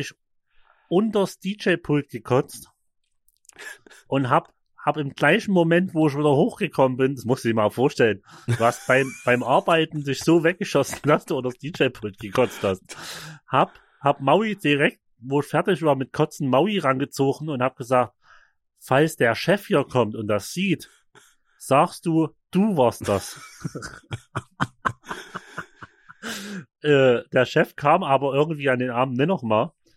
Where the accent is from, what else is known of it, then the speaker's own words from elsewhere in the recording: Vogtland, Saxony, Germany; in der Nähe bei uns im Vogtland.